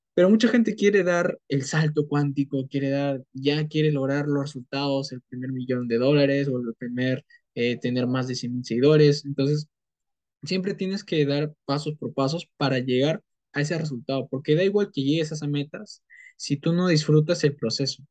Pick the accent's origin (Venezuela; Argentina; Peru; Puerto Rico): Peru; soy de Perú